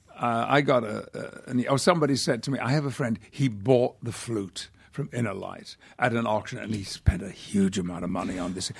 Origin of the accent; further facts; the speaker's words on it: United Kingdom; now in United States; I could retain my British passport, but I do have a very strong feeling about being British